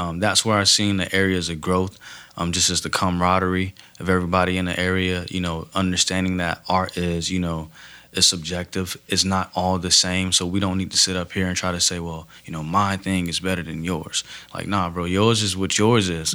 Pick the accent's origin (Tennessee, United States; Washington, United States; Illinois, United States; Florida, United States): Florida, United States; Miami; moved away as an adult; now in Fort Myers, United States; I'm originally from uh, Liberty City, Miami, born and raised there um, my whole life